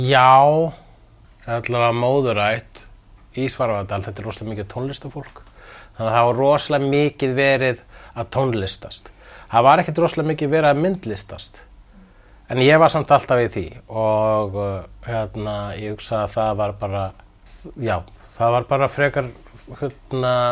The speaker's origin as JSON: {"language": "Icelandic", "town": "Reykjavík", "region": "Capital Region", "country": "Iceland", "tie": "born or raised there", "also_born_or_lived": "Sweden / Svarfaðardalur, Iceland", "said": "Ég ólst upp í Vesturbænum, ég held að það sé sástaður sem ég ólst hvað mest upp, en líka í Svíþjóð og líka í Svaravadardalnum fyrir norðan."}